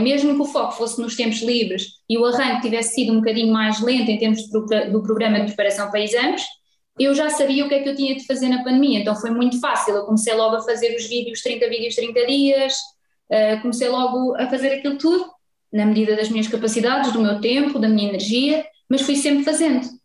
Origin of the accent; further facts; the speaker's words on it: Vila Franca de Xira, Lisbon, Portugal; venho de Vila Franca de Xira